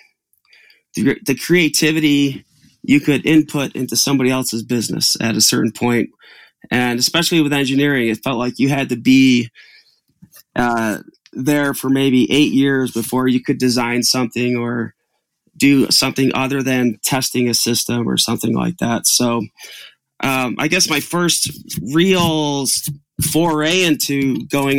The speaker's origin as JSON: {"language": "English", "town": "Utica", "region": "New York", "country": "United States", "tie": "born or raised there", "also_born_or_lived": "Albany, New York", "said": "I grew up in Utica, New York, which is a small town"}